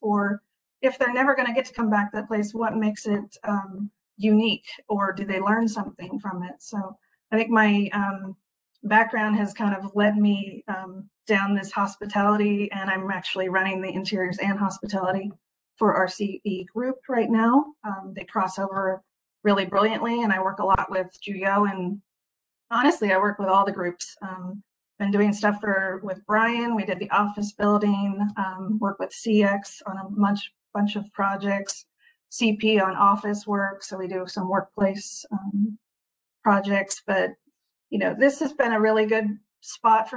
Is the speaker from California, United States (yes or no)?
yes; California, United States; also born or lived in Hawaii; now in Washington, United States; I am from California originally, moved up to Washington